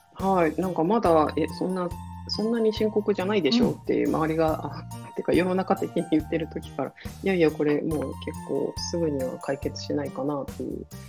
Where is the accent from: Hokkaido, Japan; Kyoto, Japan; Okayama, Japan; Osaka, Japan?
Hokkaido, Japan; moved away as an adult; also born or lived in Tokyo / Nagoya; もともと北海道出身なんですけれど